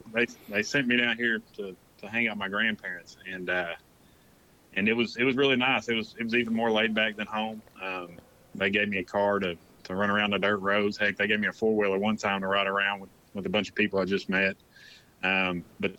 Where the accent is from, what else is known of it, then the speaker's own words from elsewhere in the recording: Knoxville, Tennessee, United States; now in Florida, United States; I was born and raised in Knoxville, Tennessee